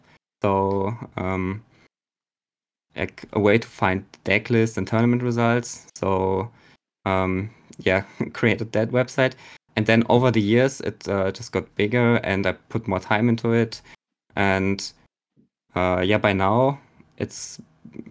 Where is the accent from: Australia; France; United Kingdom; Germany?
Germany; I'm a player from Germany.